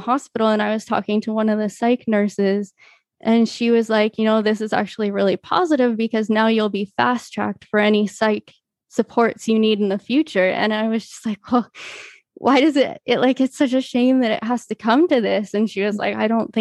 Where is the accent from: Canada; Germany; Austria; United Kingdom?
Canada; I've spent as much time growing up as possible kind of surrounded by the Latin community here in Canada.